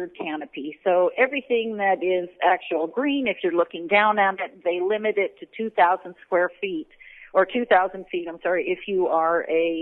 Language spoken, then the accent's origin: English; Bay Area, California, United States; moved away as an adult; now in Bellingham, United States; My husband and I grew up in California, in the Bay Area.